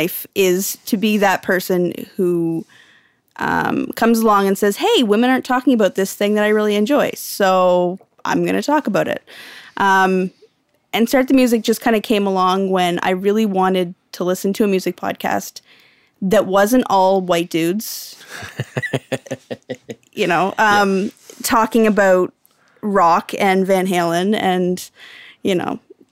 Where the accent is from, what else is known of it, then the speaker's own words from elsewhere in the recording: Canada; We're all Canadian here